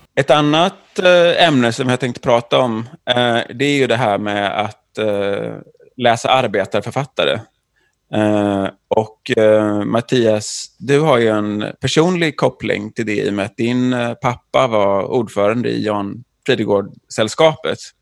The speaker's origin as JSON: {"language": "Swedish", "town": "Jonsered", "region": "Västra Götaland", "country": "Sweden", "said": "jag är från Jonsered."}